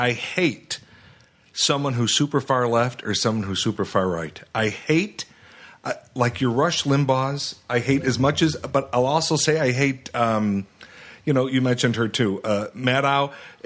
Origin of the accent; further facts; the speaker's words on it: Chicago, Illinois, United States; I am from Chicago.